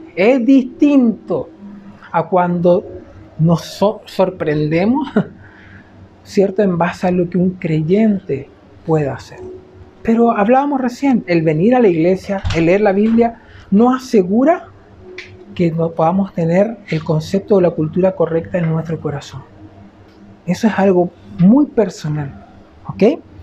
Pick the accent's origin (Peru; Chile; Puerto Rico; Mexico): Chile; cómo somos los chilenos